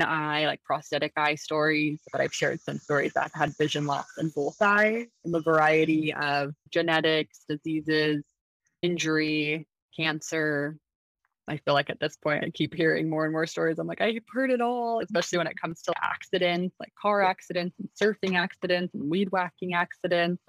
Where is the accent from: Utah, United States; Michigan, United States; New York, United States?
Utah, United States; Salt Lake City; moved away as an adult; now in San Diego, United States; I'm originally from Salt Lake City, Utah. I was born and raised there, and now I'm currently living in San Diego, California.